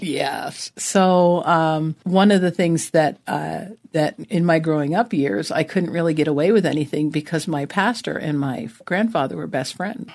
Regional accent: New Jersey, United States; also born or lived in Vermont; now in Arizona, United States; I was born in New Jersey, so I'm a Jersey girl.

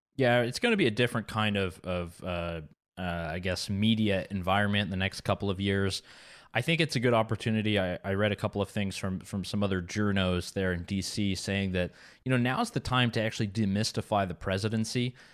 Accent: Quebec, Canada; not far from my hometown in Quebec

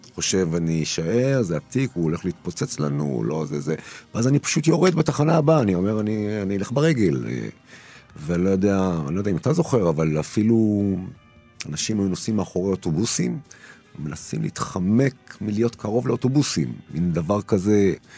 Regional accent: Israel; also born or lived in Turkey; אני גדלתי בישראל שהיא הייתה, לא נולדתי בה, נולדתי בטורקיה, אבל בתור עולה חדש, גדלתי בישראל

